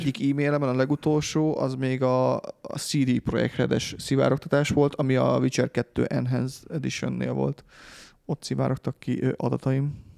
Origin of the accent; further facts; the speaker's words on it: Hungary; magyarok vagyunk